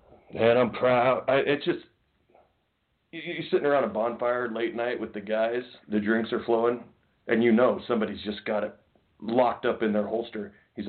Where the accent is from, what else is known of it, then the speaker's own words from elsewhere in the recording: Iowa, United States; I'm from Iowa. New York's a 2,000 miles away. Never been to New York City in my entire life.